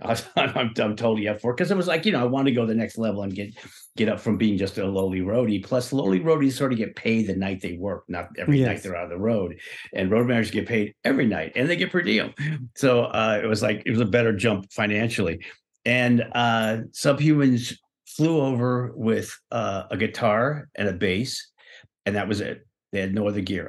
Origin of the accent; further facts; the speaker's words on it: Ireland; I'm Irish. I'm Irish